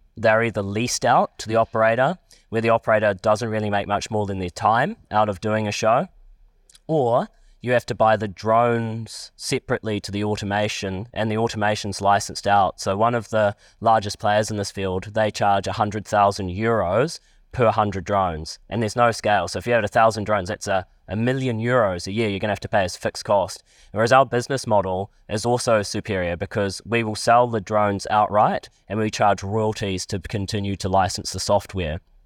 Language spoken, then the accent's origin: English; Palmerston North, Manawatū-Whanganui, New Zealand; I'm from Palmerston North.